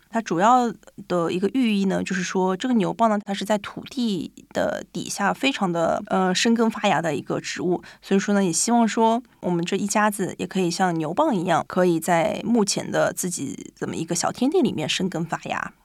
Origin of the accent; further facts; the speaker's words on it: Shanghai, China; now in Japan; 虽然我是上海人